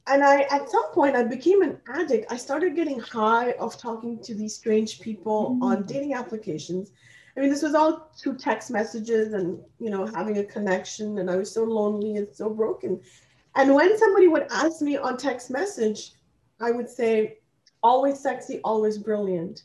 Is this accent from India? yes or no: yes; India; English is a second language; moved away as an adult; now in Canada; I am actually born and raised in India, and I came to Canada to study, and I have been kind of like, you know, in Canada since the age of about 20 years old